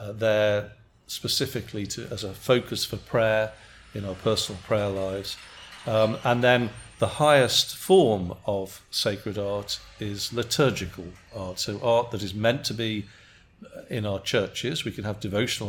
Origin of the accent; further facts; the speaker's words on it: England, United Kingdom; now in United States; as an Englishman